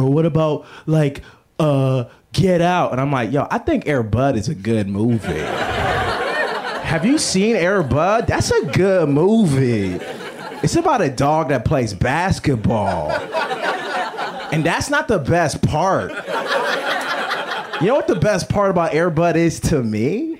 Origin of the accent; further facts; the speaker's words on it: Lagos, Nigeria; It's like, nah, I grew up in Lagos. It's like a city.